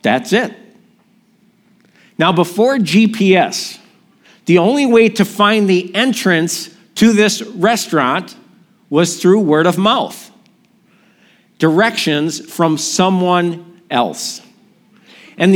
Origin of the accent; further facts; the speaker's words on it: Milwaukee, Wisconsin, United States; my hometown, Milwaukee